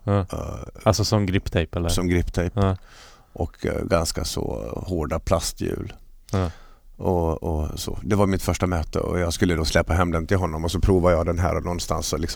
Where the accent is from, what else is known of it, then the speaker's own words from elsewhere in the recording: Falun, Dalarna County, Sweden; hemma i Falun.